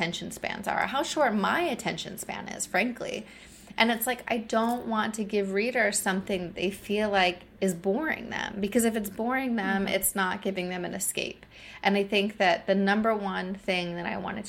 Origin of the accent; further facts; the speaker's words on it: Northwest Ohio, United States; moved away as an adult; now in Philadelphia, United States; I grew up in Ohio. I haven't lived in Ohio, you know, since I was 22